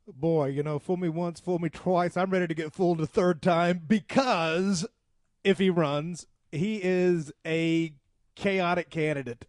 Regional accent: the South, United States; we're from the South, so we talk a little bit slower

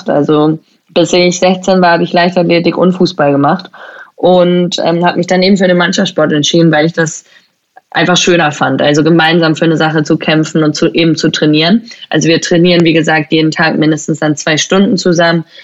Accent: Schleswig-Holstein, Germany; Ich bin ja eigentlich in Deutschland aufgewachsen. Also ich bin in Schleswig-Holstein aufgewachsen

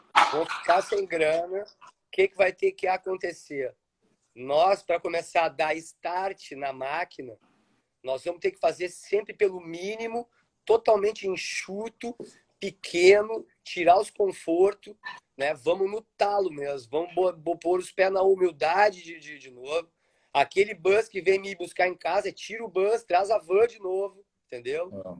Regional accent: Porto Alegre, Rio Grande do Sul, Brazil; moved away; eu nasci em Porto Alegre, no meio dos prédios

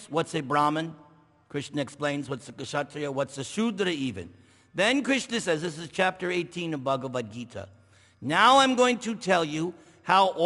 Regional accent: New York, United States; I'm from New York.

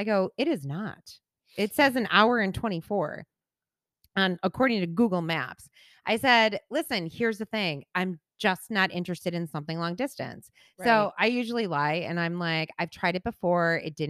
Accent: Buffalo, New York, United States; now in Northport, United States; They live in the same house I grew up in Buffalo. I live in Northport.

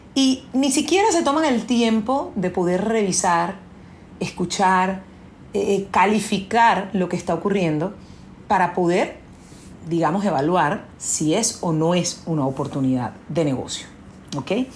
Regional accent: Venezuela; la crisis que hubo en mi país, porque yo soy venezolana

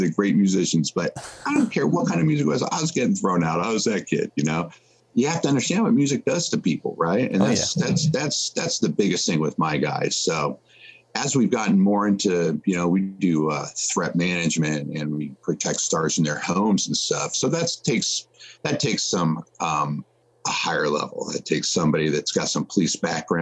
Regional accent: Nashville, Tennessee, United States; my hometown in Nashville

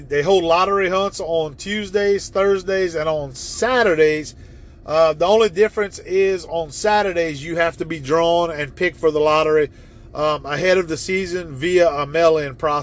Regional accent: Evangeline Parish, Louisiana, United States; also born or lived in Baton Rouge, Louisiana; growing up in Evangeline Parish, where I had hunted the rice fields

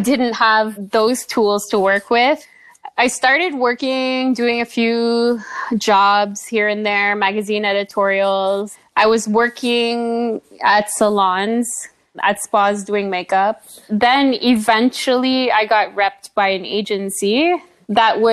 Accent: Aylmer, Quebec, Canada; also born or lived in New York; now in Montreal, Canada; I'm originally from Elmer, Quebec, which is just across the river from Ottawa.

